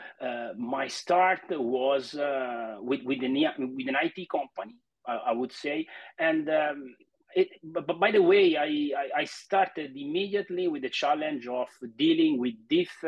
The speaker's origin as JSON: {"language": "English", "country": "Italy", "also_born_or_lived": "Florence", "said": "I'm 48 and I'm from Italy. Actually, now I'm talking to you from Milan, but actually my home base is Florence, so in the center of the country."}